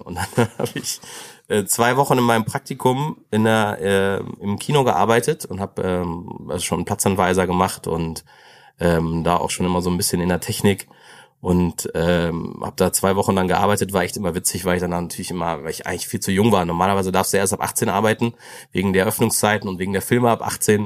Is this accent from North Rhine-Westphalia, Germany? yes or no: yes; Greven, North Rhine-Westphalia, Germany; ich bin da schon in Greven geboren. Ähm, ich bin der Letztgeborene von vier Kindern, also ähm, dann äh, in Greven so, bin auch so aufgewachsen